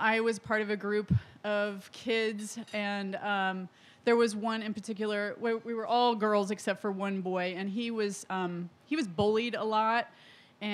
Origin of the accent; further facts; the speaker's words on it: Indiana, United States; moved away; I grew up in Indiana